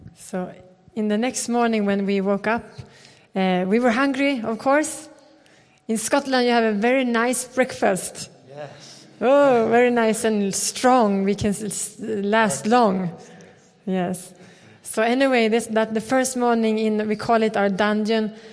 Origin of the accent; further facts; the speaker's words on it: Sweden; We come from Sweden